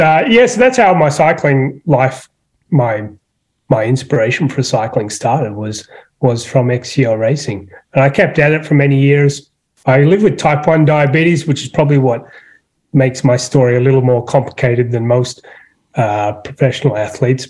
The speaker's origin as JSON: {"language": "English", "town": "Sydney", "region": "New South Wales", "country": "Australia", "tie": "born or raised there", "moved": "yes", "lives_now": "Traverse City, United States", "said": "I'm not from Traverse City, you probably tell. I'm from Sydney, Australia"}